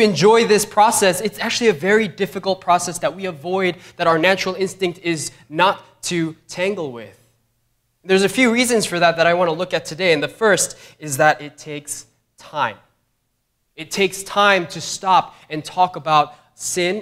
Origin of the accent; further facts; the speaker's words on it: New York, United States; as a New Yorker